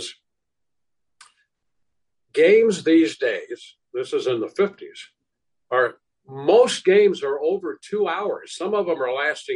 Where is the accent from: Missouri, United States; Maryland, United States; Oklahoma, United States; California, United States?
Missouri, United States; St. Louis; I grew up in St. Louis